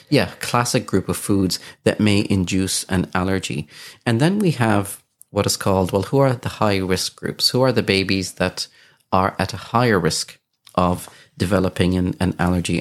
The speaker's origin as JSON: {"language": "English", "country": "Kuwait", "tie": "born or raised there", "moved": "yes", "said": "I grew up in Kuwait"}